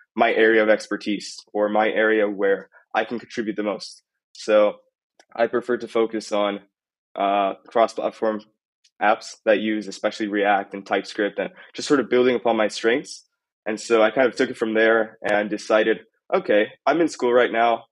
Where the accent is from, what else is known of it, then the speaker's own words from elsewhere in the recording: Italy; now in Costa Rica; I'm originally from Italy